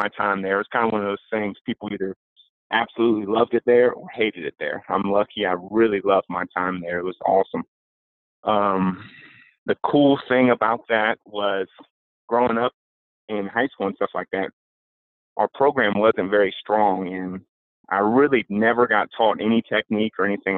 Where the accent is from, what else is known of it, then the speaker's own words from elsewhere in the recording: Roanoke, Virginia, United States; I'm from Roanoke, Virginia, which is Southwest Virginia.